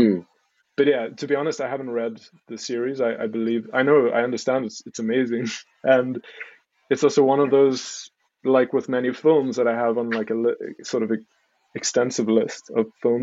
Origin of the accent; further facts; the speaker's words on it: Stellenbosch, Western Cape, South Africa; I was born and raised in South Africa. Born in Cape Town, grew up in a little town called Stellenbosch.